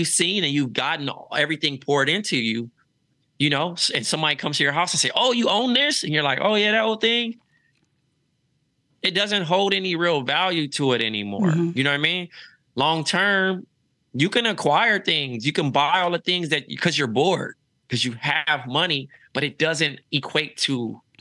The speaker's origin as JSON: {"language": "English", "town": "Los Angeles", "region": "California", "country": "United States", "tie": "born or raised there", "also_born_or_lived": "Iowa", "moved": "as an adult", "lives_now": "New York City, United States", "said": "Growing up in Los Angeles is Groundhog's Day"}